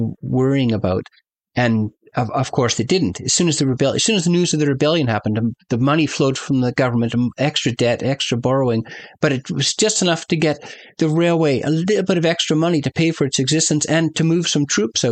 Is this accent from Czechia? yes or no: no; Canada; as a Canadian